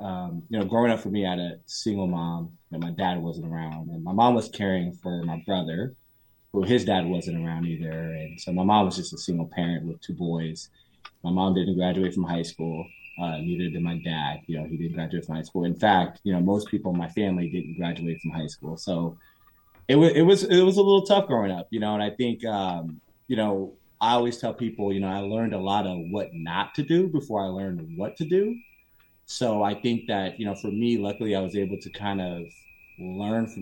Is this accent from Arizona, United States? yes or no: yes; Phoenix, Arizona, United States; now in Southern California, United States; I grew up in South Phoenix area